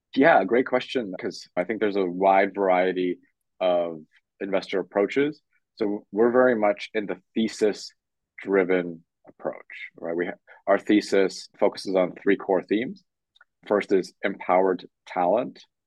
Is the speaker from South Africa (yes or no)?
no; Canada; moved away as an adult; also born or lived in Poland / London / Tokyo / Hong Kong; I was born in Poland, grew up in Canada, and then lived in London, Tokyo, Hong Kong, and Singapore